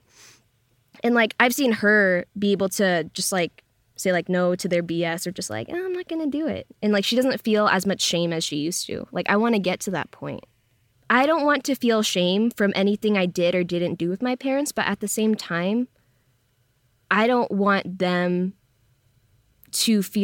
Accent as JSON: {"language": "English", "town": "Lynnwood", "region": "Washington", "country": "United States", "also_born_or_lived": "Brooklyn, New York", "moved": "as an adult", "lives_now": "Los Angeles, United States", "said": "I come from Linwood, Washington, which is in the same county of the first reported COVID case in the U.S."}